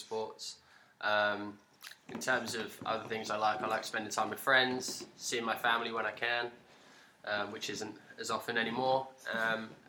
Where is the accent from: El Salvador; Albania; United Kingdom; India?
United Kingdom; London; moved away as an adult; now in Australia; I'm from London in the UK. I've lived in Australia now for 6 years